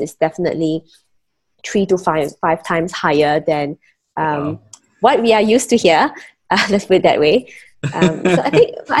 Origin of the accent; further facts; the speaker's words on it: Penang, Malaysia; moved away as an adult; also born or lived in Kuala Lumpur, Malaysia / Singapore; I am born and raised in Penang, Malaysia